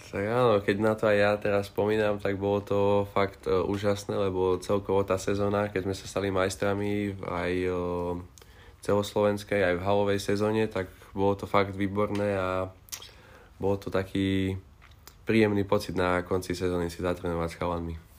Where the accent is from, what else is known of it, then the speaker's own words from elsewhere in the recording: Strečno, Žilina Region, Slovakia; vyrastal som v Strečne